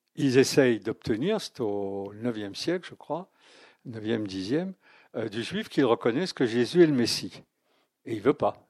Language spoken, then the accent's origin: French; France; Je ne suis pas chrétien, mais je suis français